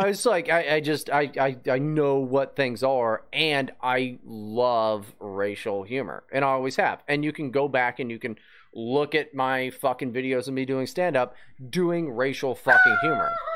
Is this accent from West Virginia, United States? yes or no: yes; West Virginia, United States; moved away as an adult; I grew up in West Virginia